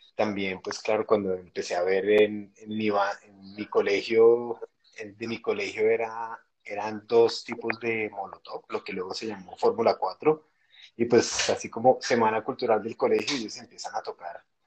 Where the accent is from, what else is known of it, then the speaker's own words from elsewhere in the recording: Bogotá, Colombia; yo soy bogotano. Eh, nací en el año 81